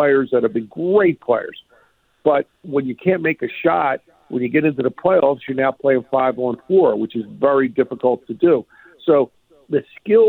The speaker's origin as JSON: {"language": "English", "town": "Philadelphia", "region": "Pennsylvania", "country": "United States", "said": "I'm from Philly"}